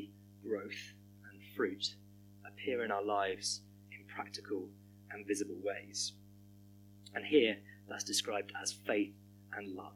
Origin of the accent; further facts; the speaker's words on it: Hampshire, South East England, United Kingdom; moved away as an adult; now in Birmingham, United Kingdom; moving from where I grew up in Hampshire to the West Country